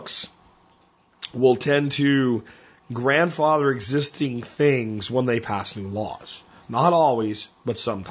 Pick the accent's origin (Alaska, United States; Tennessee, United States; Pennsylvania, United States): Pennsylvania, United States; moved away; the woods I grew up in Pennsylvania